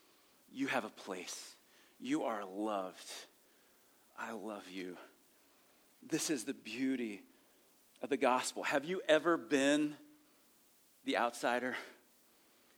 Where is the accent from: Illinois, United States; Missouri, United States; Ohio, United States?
Ohio, United States; rural; I grew up in rural Ohio